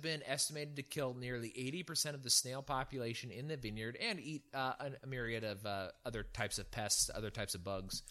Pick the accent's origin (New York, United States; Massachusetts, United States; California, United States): California, United States; Central; moved away; also born or lived in Virginia; I grew up in Central California